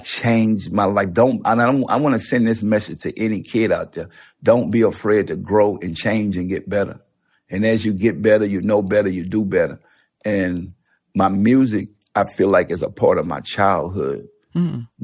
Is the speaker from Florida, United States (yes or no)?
no; New Orleans, Louisiana, United States; I come from New Orleans